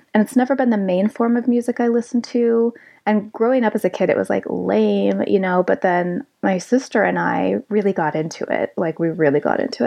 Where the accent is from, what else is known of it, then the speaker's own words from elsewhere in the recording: South Lake Tahoe, California, United States; also born or lived in Shafter, California; growing up in South Lake Tahoe